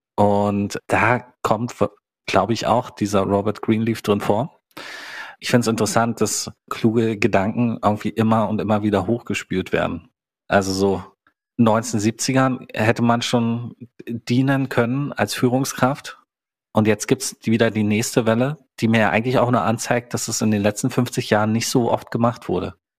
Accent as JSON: {"language": "German", "region": "East Germany", "country": "Germany", "tie": "born or raised there", "also_born_or_lived": "Hannover", "lives_now": "Berlin, Germany", "said": "Ich bin ja unglaublich in der DDR groß geworden. Mein ganzer Background ist DDR"}